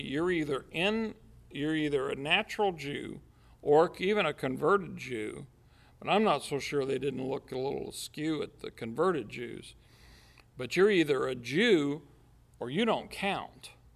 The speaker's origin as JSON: {"language": "English", "country": "United States", "said": "at the heart of me, I'm American"}